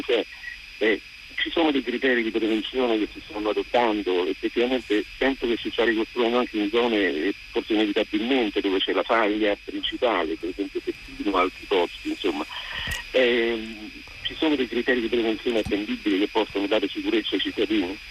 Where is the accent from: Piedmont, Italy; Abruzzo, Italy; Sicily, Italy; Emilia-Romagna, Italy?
Abruzzo, Italy; now in Rome, Italy; chiamo da Roma sono di origine abruzzese, sono abruzzese